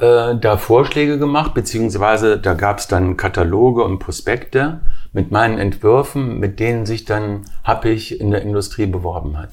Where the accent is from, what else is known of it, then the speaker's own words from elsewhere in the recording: Wuppertal, North Rhine-Westphalia, Germany; also born or lived in Weimar / Berlin; Ich bin in Weimar geboren. Meine Mutter ist aus Weimar, mein Vater ist aus Triest. Daher vielleicht auch das Talent, die Italiener, mhm. wie man weiß. Und äh, mit vier Jahren nach Berlin, mit acht Jahren nach Wuppertal